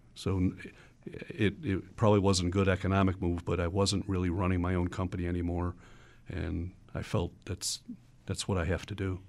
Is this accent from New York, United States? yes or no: yes; Buffalo, New York, United States; growing up in the Buffalo area